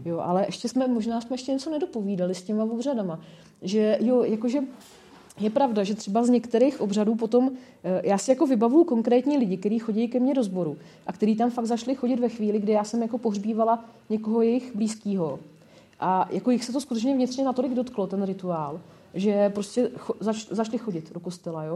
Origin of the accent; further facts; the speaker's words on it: Nymburk, Central Bohemian Region, Czechia; now in Brno, Czech Republic; já pocházím z Nymburka